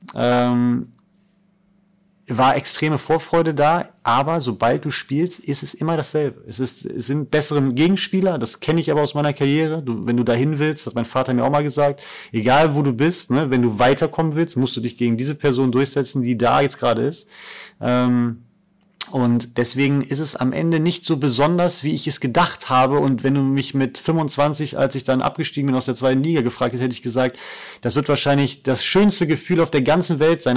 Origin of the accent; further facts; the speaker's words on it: Cologne/Bonn area, North Rhine-Westphalia, Germany; moved away; meine Heimat. Also Köln war besonders, ähm, auch als, als Stadt, weil ich im Endeffekt 20 Minuten in Bonn war bei meiner Familie